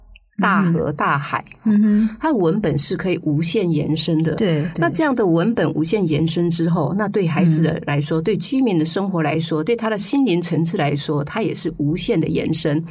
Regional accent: Miaoli County, Taiwan; 我我自己来自苗栗，

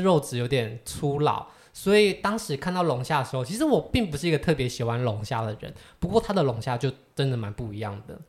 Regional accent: Taiwan; 我们是台湾人

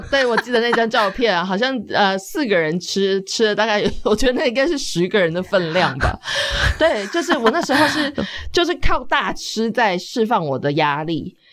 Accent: Taiwan; also born or lived in Australia

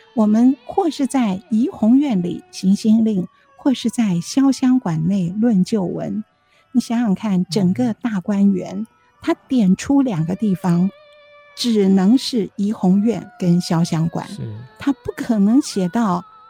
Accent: Taiwan; also born or lived in Zhejiang (ancestral); 因为那个时候我在读小学，我们在台湾嘛

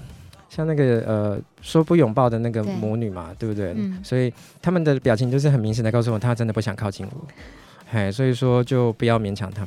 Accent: Tainan, Taiwan; 信义啦，信义啦，对不起，那叫信义区。嘿，对，对不起，我是我是台南人嘛。

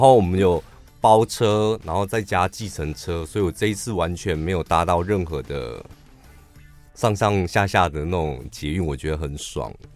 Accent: Taiwan; 我们台湾人不习惯给台湾人小费

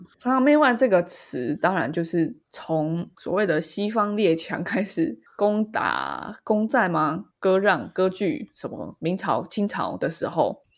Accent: Taiwan; 我是一个台湾人

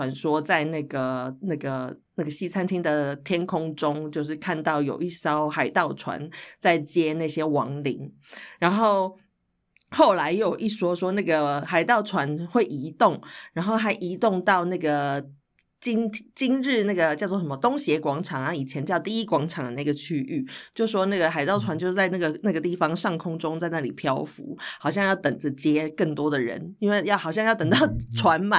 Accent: Taichung, Taiwan; 因为我我在台中出生长大嘛

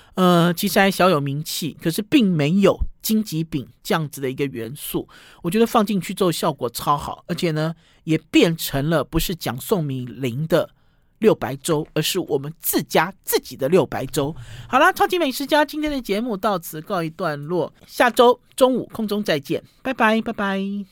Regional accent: Taiwan; 我们台湾人最喜欢的尖头的高丽菜

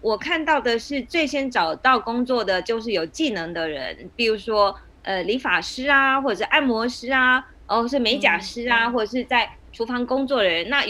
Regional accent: Poland; Chinese is a second language; 当然他们也是跟我们波兰人在抢工作

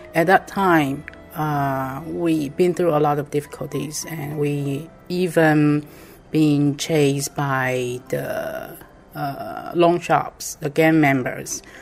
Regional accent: Taipei, Taiwan; I'm from Taiwan, Taipei.

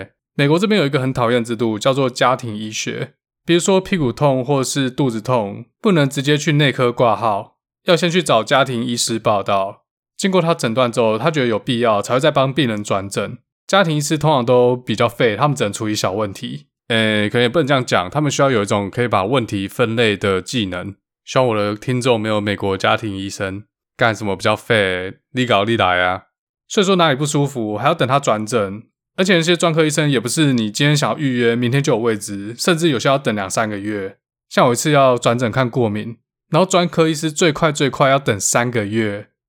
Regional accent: Taiwan; moved away as an adult; now in Seattle, United States; 毕竟我们是台湾人嘛，所以每一阵子可能就还要回台湾一下。回台湾至少会待两个礼拜吧。

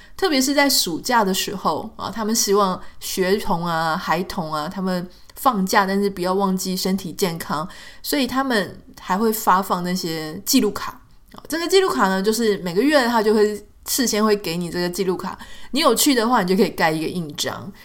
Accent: Pingtung County, Taiwan; 我们国小的时候在屏东

